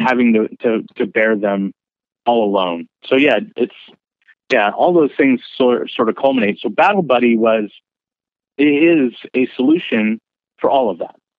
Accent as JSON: {"language": "English", "area": "Bay Area", "region": "California", "country": "United States", "moved": "as an adult", "said": "I came from the Bay Area"}